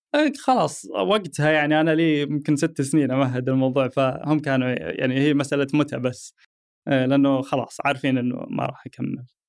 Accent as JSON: {"language": "Arabic", "country": "Saudi Arabia", "said": "عندنا في السعوديه"}